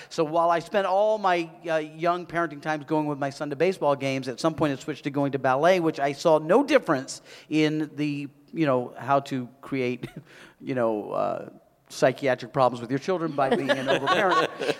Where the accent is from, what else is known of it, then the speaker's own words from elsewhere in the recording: South Carolina, United States; I'm from South Carolina. I'm Southern, and I like to do DIY stuff.